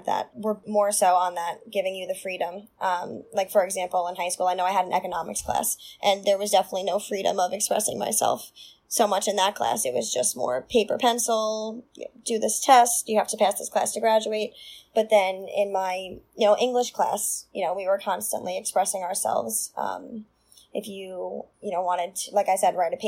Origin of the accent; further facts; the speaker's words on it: Long Island, New York, United States; where I grew up in Sable, which is like a very small town on the south shore of Long Island